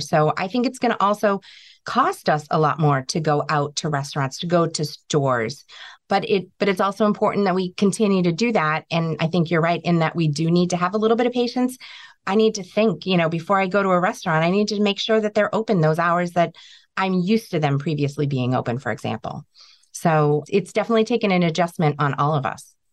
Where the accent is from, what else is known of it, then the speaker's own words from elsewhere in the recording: New England, United States; we're from New England. We're very resilient.